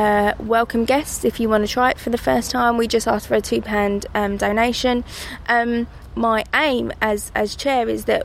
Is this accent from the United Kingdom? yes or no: yes; London, United Kingdom; I grew up in Rotherhithe in Bermondsey in the 80s